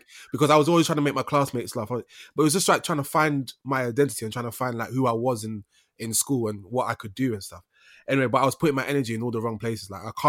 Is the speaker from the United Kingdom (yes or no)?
yes; London, United Kingdom; so I grew up in East London